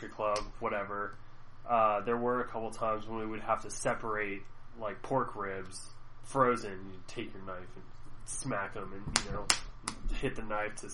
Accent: United States; being American

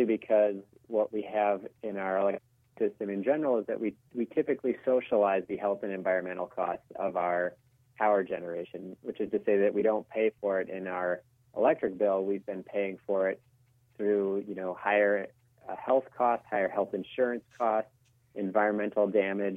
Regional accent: Minnesota, United States; my home state of Minnesota.

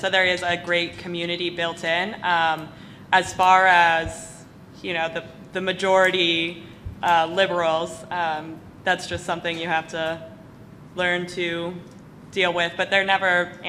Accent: Wyoming, United States; moved away; I grew up in Wyoming

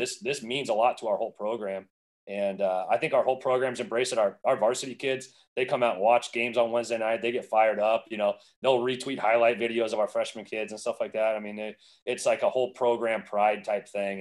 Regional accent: Arizona, United States; also born or lived in Southern California; I, was born in Southern California and then moved out to Arizona. I was about ten years old

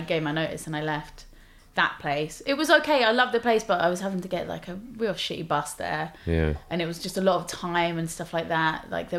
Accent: London, United Kingdom; So yeah, I lived in, obviously I grew up in Ealing, and then I lived in South London for uni, and then I lived in North London for a bit, which I really liked North London.

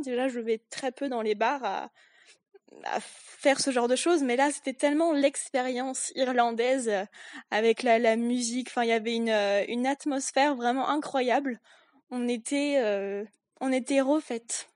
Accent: France; je suis française, je viens de la campagne

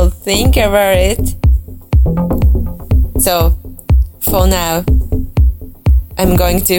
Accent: Kanagawa, Japan; English is a second language; I'm from Kanagawa.

